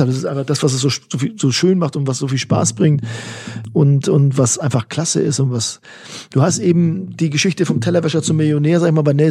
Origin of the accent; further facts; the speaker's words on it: Hamburg, Germany; Teutonia, Ottensen, meine alte Heimat.